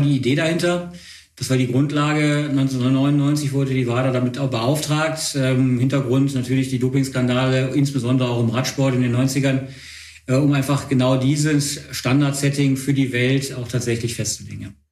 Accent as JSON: {"language": "German", "town": "Wuppertal", "region": "North Rhine-Westphalia", "country": "Germany", "tie": "born or raised there", "said": "ich komme nicht aus Bonn, sondern ich komme, ähm, aus Wuppertal"}